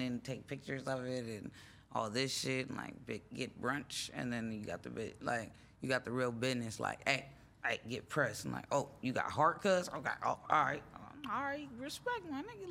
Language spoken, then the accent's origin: English; Los Angeles, California, United States; also born or lived in Minneapolis, Minnesota / New York; I grew up in Venice.